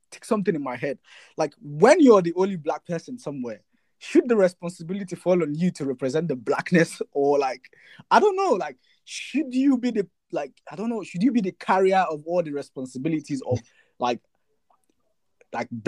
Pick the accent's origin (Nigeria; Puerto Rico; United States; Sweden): Nigeria; moved away as an adult; now in United Kingdom; Because as a student, I came from Nigeria to the UK. First of all, I didn't realize I was black till I came to the UK.